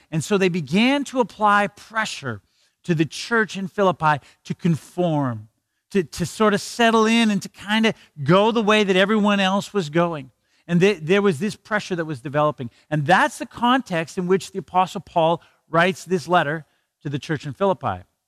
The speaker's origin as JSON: {"language": "English", "country": "Canada"}